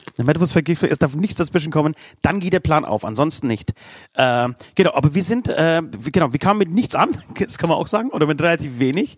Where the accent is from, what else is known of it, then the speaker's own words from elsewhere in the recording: Bavaria, Germany; Bei uns in Bayern